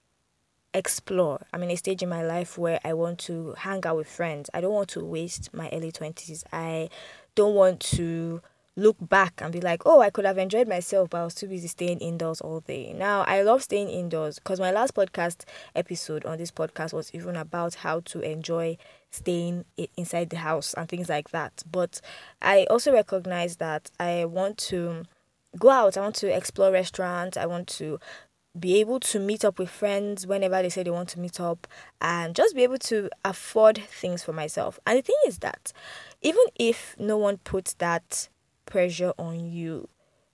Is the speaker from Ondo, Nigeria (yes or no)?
no; Abuja, Federal Capital Territory, Nigeria; also born or lived in Lagos; although I grew up in Abuja, I did my primary, I did my secondary school here.